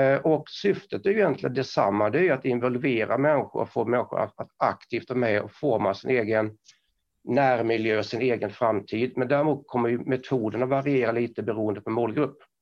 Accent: Karlskrona, Blekinge, Sweden; accent: Blekinge dialect; now in Kramfors, Sweden; Jag pratar Blekingemål. Eh, så jag är uppväxt utanför Karlskrona som är då örlogsstaden Karlskrona

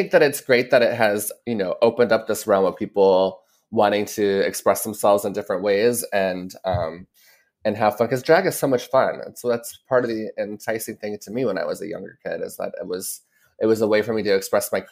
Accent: the South, United States; growing up in the South and, and starting my drag career in the South, that really taught me a lot of the ropes of the business

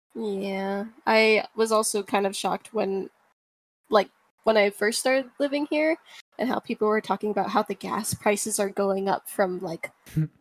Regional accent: Maui, Hawaii, United States; moved away as an adult; also born or lived in California; now in Washington, United States; I kind of grew up in Maui since I was like four years old until I was 17

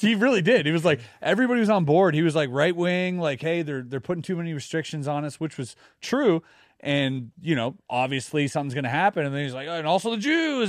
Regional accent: Germany; now in Quebec, Canada; growing up in Germany

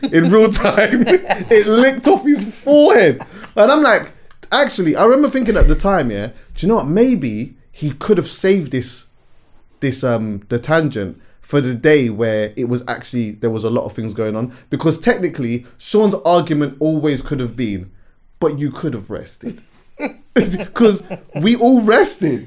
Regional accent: London, United Kingdom; also born or lived in Jamaica (parents); I've been going to the Notting Hill Carnival since I was like five years old

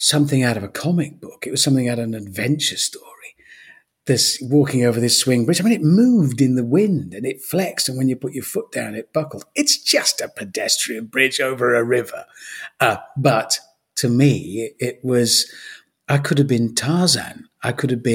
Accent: Birmingham, West Midlands, United Kingdom; moved away as an adult; also born or lived in London / Cheltenham; now in Ross-on-Wye, United Kingdom; I was born in Birmingham, raised in Birmingham

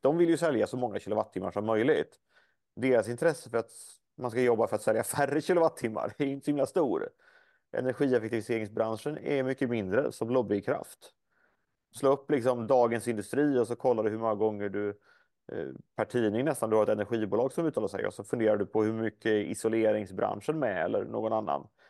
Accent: Småland, Sweden; hemma i Småland där jag kommer ifrån

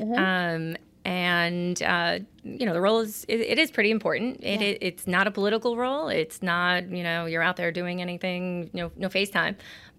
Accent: Mastic Beach, New York, United States; also born or lived in Nassau County, New York / Rockville Centre, New York; Born and raised on Long Island. So Massac Beach, South Shore. Grew up basically at the beach.

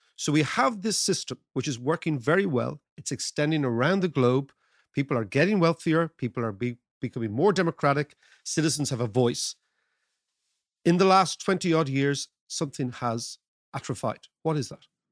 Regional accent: Ireland; As an Irish person

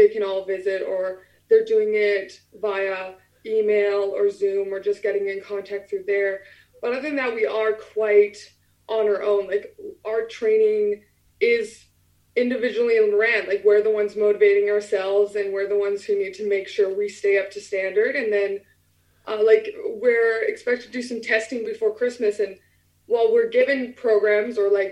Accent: Alberta, Canada; moved away as an adult; now in England; I'm from the middle. I'm from Alberta

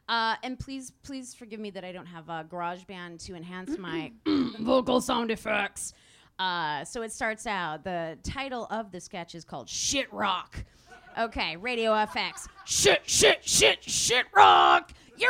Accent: Detroit, Michigan, United States; So we're both like aggressively Midwestern. You know, I'm from the Detroit area.

